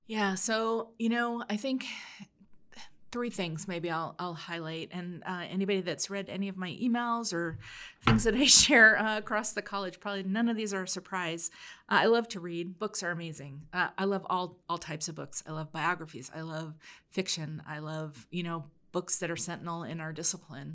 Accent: Oregon, United States; I grew up in Oregon

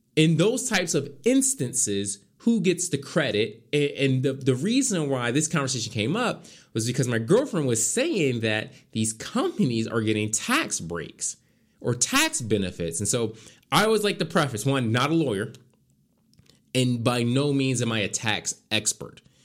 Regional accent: Philadelphia, Pennsylvania, United States; moved away; I was back in my hometown.

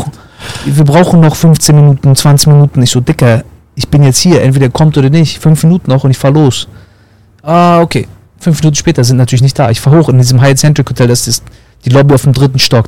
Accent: East Germany, Germany; moved away as an adult; now in Florida, United States; kommen wir selber aus dem Osten

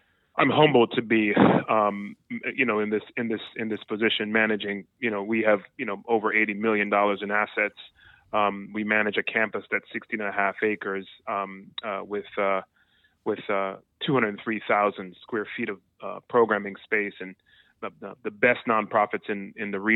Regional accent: Jamaica; I was born and raised in Jamaica

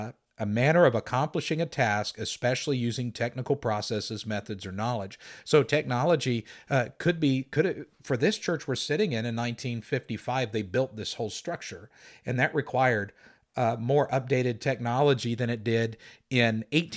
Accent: Valley Center, Kansas, United States; the church I grew up in Valley Center, Kansas, there were deaf people who attended.

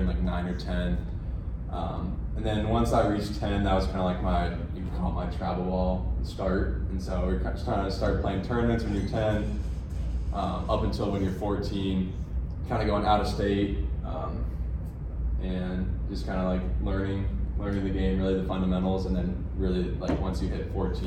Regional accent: Colorado, United States; I'm from Colorado

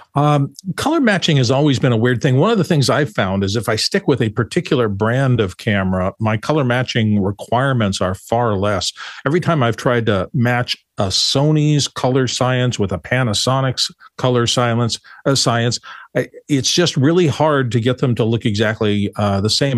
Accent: Phoenix, Arizona, United States; I grew up in Phoenix

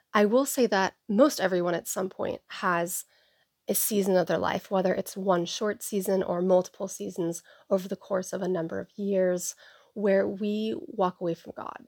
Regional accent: Seattle, Washington, United States; I was born and raised in the Seattle area on the east side

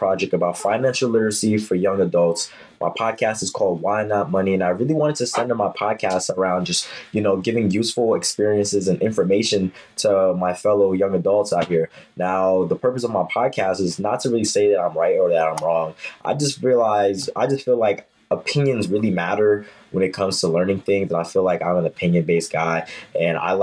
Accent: New York City, New York, United States; also born or lived in Harlem, Manhattan; I was born in Harlem, but I was raised in Brooklyn. So I really stayed in Brooklyn my whole life.

